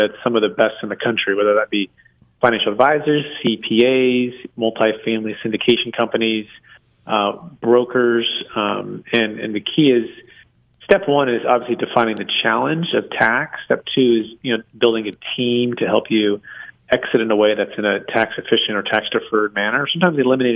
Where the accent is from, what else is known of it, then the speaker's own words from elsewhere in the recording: Bay Area, Northern California, United States; also born or lived in Florida; Yes, I grew up in the Bay Area, Northern California